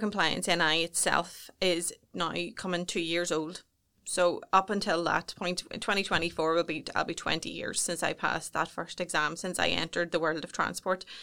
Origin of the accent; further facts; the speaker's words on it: Newry, Northern Ireland, United Kingdom; I was brought up just outside Baysburg, so just on the cusp of Newry, and I've never ve-, ventured too far away